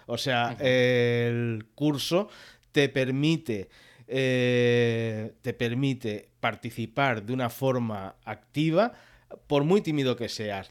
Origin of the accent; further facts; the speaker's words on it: Mataró, Catalonia, Spain; first language Catalan; Spanish is a second language; now in Canet de Mar, Spain; nací en Mataró, aunque actualmente vivo en Canet de Mar, en el Maresme